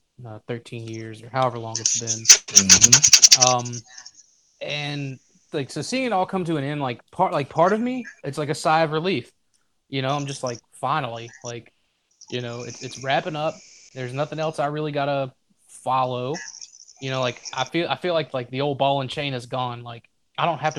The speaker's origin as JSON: {"language": "English", "region": "Louisiana", "country": "United States", "said": "I'm from Louisiana."}